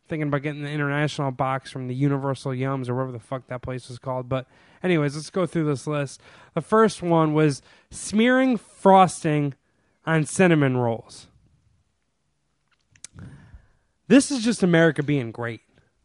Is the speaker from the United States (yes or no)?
no; Sweden; I'm from Sweden, and here we only ever put egg wash and pearl sugar on top before baking our cannibalar.